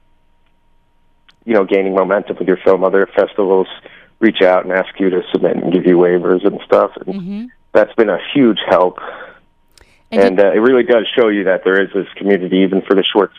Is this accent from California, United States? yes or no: no; New York, United States; now in Los Angeles, United States; we're all from New York